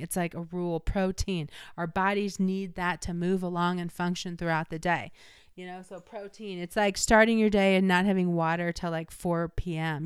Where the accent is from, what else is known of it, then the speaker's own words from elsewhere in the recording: Illinois, United States; I'm from Illinois